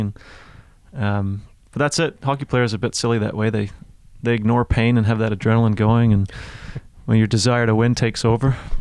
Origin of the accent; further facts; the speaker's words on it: Toronto, Ontario, Canada; now in New Zealand; I'm from Toronto.